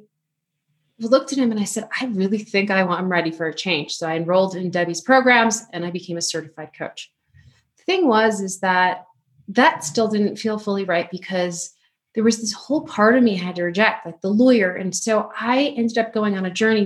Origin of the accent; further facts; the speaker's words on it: Chicago, Illinois, United States; moved away; still a Chicago girl at heart